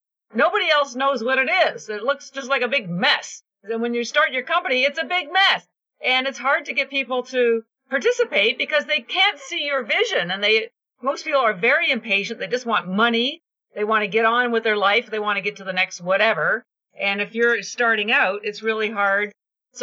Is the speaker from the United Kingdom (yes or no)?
no; Canada; I'm Canadian